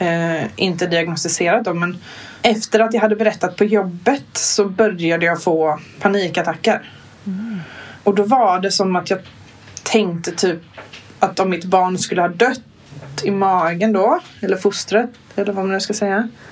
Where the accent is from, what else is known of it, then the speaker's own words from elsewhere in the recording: Kalmar County, Sweden; jag är från Öland